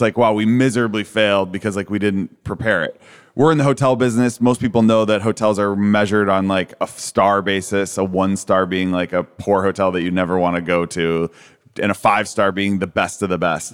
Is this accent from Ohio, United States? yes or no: yes; Cleveland, Ohio, United States; now in Boca Raton, United States; I grew up in Cleveland, Ohio